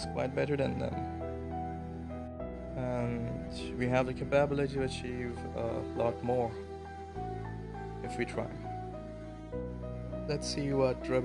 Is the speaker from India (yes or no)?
yes; India; we Indians